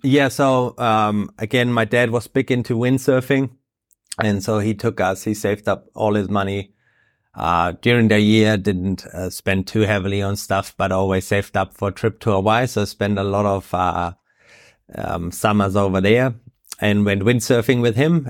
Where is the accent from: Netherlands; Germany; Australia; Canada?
Germany; Bavaria; moved away as an adult; now in Gisborne, New Zealand; originally, I'm from Germany, grew up in Bavaria.